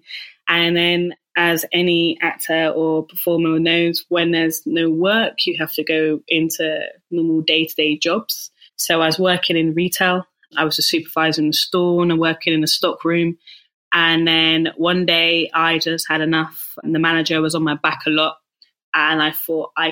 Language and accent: English; Bath, South West England, United Kingdom; moved away; I'm from Bath